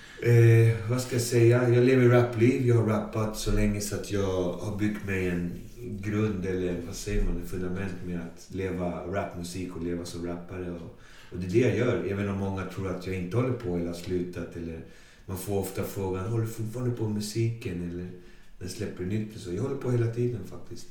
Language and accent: Swedish; Botkyrka, Stockholm County, Sweden; Så jag kommer från Alby, då, Botkyrka. Jag är född, fostrad, uppvuxen i Alby